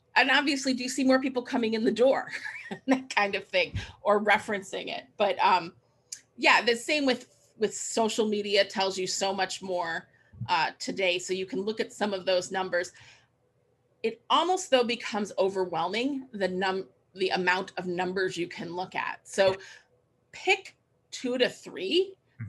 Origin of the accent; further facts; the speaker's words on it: Cleveland, Ohio, United States; I moved back to my hometown in Cleveland, Ohio